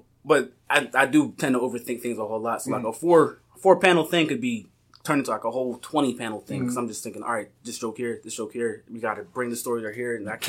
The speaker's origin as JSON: {"language": "English", "town": "Philadelphia", "region": "Pennsylvania", "country": "United States", "lives_now": "Lancaster, United States"}